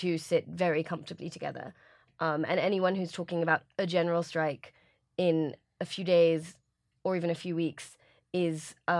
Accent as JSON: {"language": "English", "region": "England", "country": "United Kingdom"}